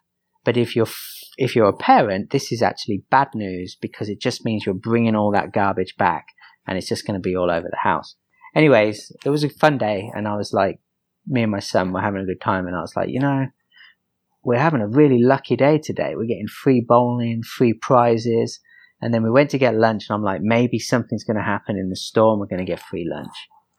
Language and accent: English; England, United Kingdom; moved away; I'm English, man.